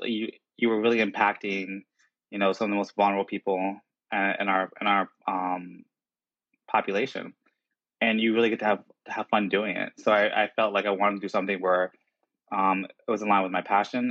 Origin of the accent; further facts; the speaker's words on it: New Jersey, United States; I grew up in South Jersey